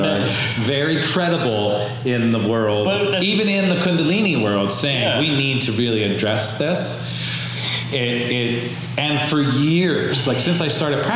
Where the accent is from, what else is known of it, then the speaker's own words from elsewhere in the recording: Hazleton, Pennsylvania, United States; born in Hazleton, Pennsylvania